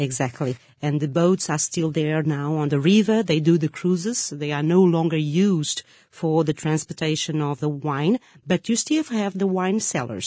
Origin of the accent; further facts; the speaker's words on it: Lisbon, Portugal; I'm from Lisbon